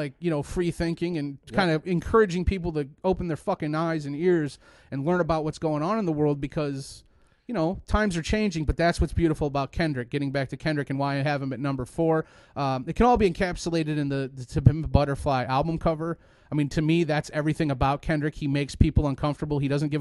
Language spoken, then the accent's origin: English; Mishawaka, Indiana, United States; I grew up in Mishawaka, Indiana